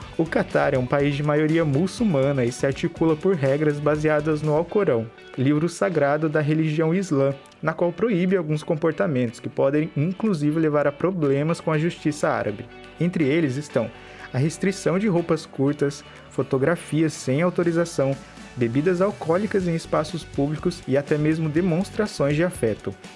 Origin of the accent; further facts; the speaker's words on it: Brazil; Nós, como bons brasileiros